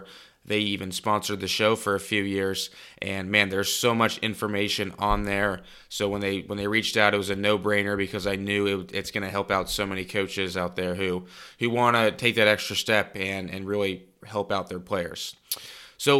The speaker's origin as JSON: {"language": "English", "town": "Cincinnati", "region": "Ohio", "country": "United States", "tie": "born or raised there", "said": "growing up in Cincinnati"}